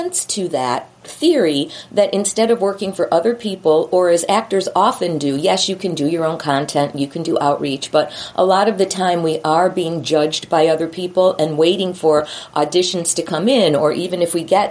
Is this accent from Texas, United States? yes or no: no; Chicago, Illinois, United States; I'm from Chicago